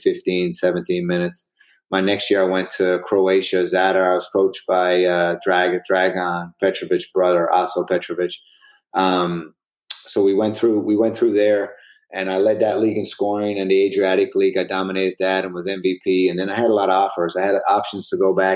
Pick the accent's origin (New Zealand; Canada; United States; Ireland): Canada; St. John's, Newfoundland and Labrador; moved away as an adult; Then I came back to St. John's, and I finished out my career in Canada